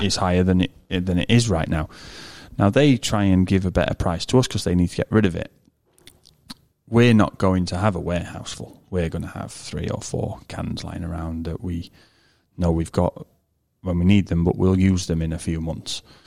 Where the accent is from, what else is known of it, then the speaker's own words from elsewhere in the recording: United Kingdom; I'm British